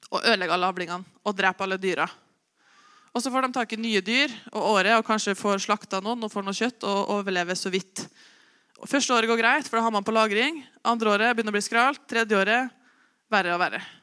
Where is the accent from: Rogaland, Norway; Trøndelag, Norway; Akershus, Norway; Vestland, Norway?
Trøndelag, Norway; Osen; now in Oppdal, Norway; Jeg er jo bare fra Osen. Dum nok til å flytte til Oppdal